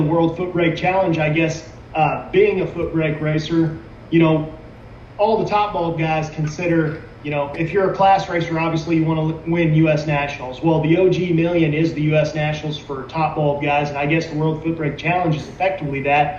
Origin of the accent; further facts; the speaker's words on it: Southern Illinois, United States; I'm originally from Southern Illinois